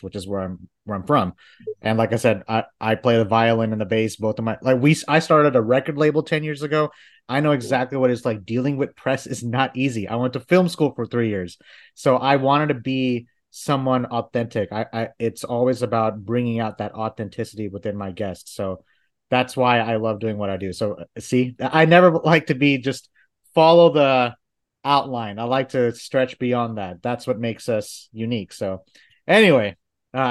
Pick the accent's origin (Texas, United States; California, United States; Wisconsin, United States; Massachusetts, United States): Texas, United States; Dallas; I've been living in Dallas for over 20 years